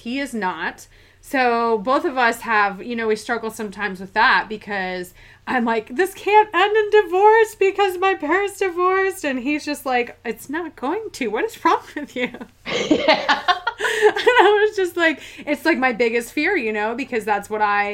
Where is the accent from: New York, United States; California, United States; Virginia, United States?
New York, United States; upstate; I'm from upstate New York, so like Canada practically, 30 minutes